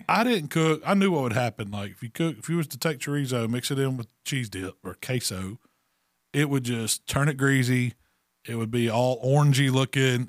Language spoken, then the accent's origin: English; Mississippi, United States